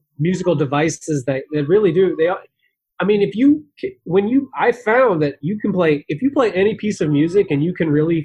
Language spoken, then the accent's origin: English; White Plains, New York, United States; moved away; I was from White Plains, New York